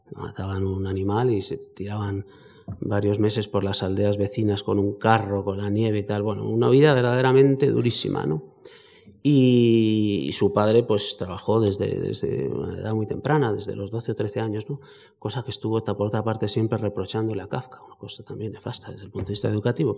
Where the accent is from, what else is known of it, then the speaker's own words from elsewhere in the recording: Spain; somos españoles